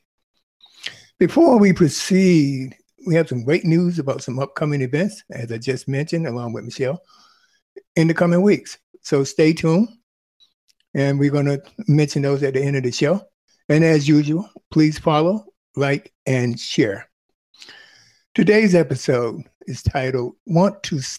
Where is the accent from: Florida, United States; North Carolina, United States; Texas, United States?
North Carolina, United States; I come from North Carolina